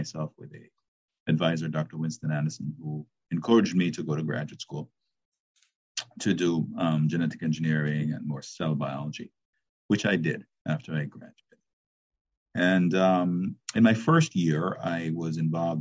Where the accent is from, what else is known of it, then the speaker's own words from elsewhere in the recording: Jamaica; moved away as an adult; I was born in Jamaica. I left Jamaica after high school, and I went to Howard University